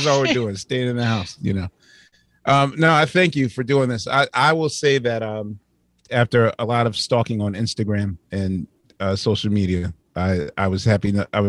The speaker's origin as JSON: {"language": "English", "town": "Philadelphia", "region": "Pennsylvania", "country": "United States", "tie": "born or raised there", "said": "they came to my hometown of Philadelphia around 79"}